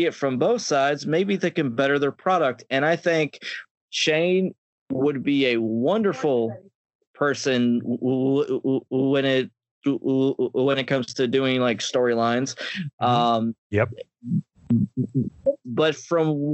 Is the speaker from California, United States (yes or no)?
no; Pittsburgh, Pennsylvania, United States; now in Myrtle Beach, United States; I currently live in Myrtle Beach, South Carolina right now, but I'm originally from Pittsburgh, Pennsylvania